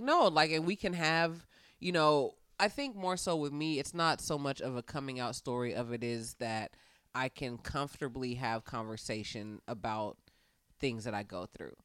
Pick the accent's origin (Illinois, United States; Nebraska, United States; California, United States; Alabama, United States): California, United States; Fairfield; I'm from Fairfield, California. It is as it sounds. I grew up in a very mixed environment